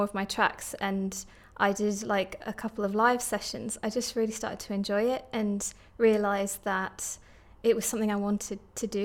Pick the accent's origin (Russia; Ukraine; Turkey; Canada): Turkey; also born or lived in Stockton-on-Tees, England; now in Middlesbrough, United Kingdom; I was born in Stockton-on-Tees, but I actually spent my childhood in Turkey